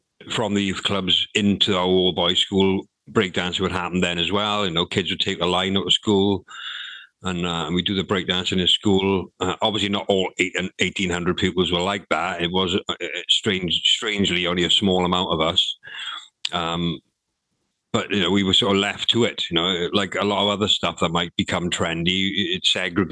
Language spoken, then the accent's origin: English; Swansea, Wales, United Kingdom; also born or lived in Nottingham; I moved from Penland, even though I still went to Penland school, I moved from Penland, living in Penland, to a place called Forest Fach, which was, because Swansea is not a big city